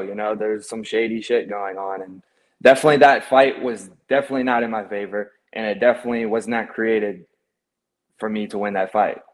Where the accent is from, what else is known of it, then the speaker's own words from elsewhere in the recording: Baton Rouge, Louisiana, United States; also born or lived in Marrero, Louisiana; I was born there to about when I was like four, four years old. We moved to Baton Rouge.